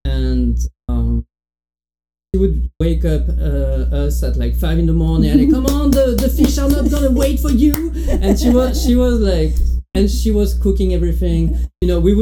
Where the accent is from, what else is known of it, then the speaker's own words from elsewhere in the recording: near Bordeaux, Médoc, Nouvelle-Aquitaine, France; English is a second language; moved away as an adult; now in United States; I'm from Bordeaux. I mean, close to Bordeaux, a very small town in the countryside. Exactly, more like the beginning of the Médoc